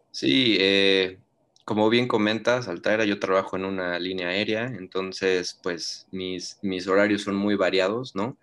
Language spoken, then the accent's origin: Spanish; Mexico; Yo vivo, nosotros somos de México